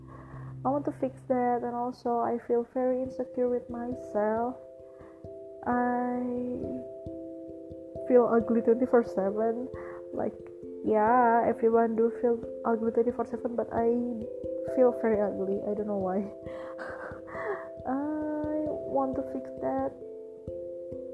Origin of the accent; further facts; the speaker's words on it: Jakarta, Indonesia; I was born in Jakarta, 5th March 1997.